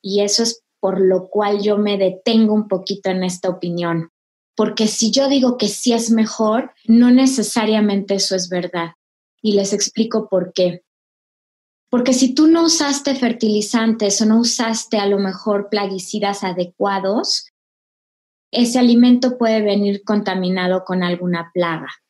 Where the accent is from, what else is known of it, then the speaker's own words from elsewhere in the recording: Mexico; como mexicanos, eh, tenemos una genética muy particular.